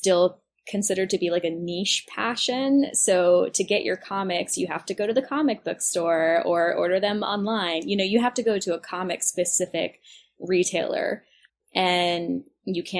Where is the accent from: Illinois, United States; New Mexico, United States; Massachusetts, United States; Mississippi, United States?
Mississippi, United States; Oxford; I grew up in Mississippi and we didn't have a comic book shop